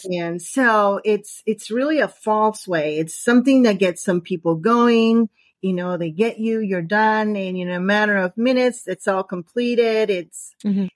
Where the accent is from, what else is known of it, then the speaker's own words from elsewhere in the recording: San Diego, California, United States; I am from San Diego, California, right next to the border to Mexico